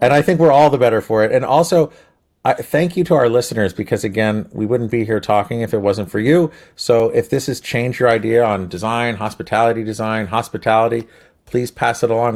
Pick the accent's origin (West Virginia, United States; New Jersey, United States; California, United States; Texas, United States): New Jersey, United States; we're from Jersey